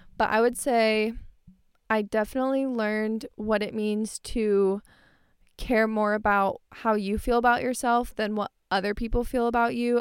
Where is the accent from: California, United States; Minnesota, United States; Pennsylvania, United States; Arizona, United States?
Arizona, United States; Tempe; I grew up in Tempe. I live in Tempe right now